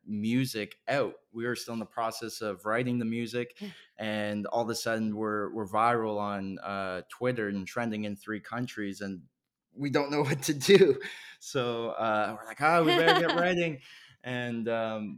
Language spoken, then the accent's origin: English; Canada; growing up in Canada